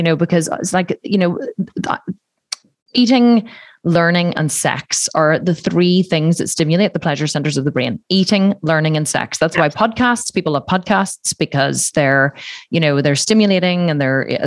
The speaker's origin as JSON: {"language": "English", "country": "Ireland", "said": "I'm Irish and it's a very Catholic country. So like you're just brought up to believe that you're bad"}